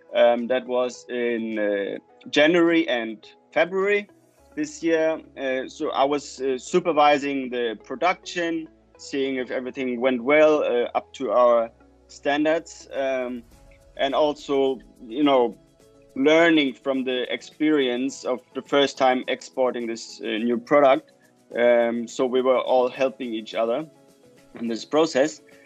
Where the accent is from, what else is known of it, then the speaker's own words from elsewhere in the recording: Germany; moved away as an adult; also born or lived in Chile; now in Copenhagen, Denmark; go back to Germany, uh, to my home country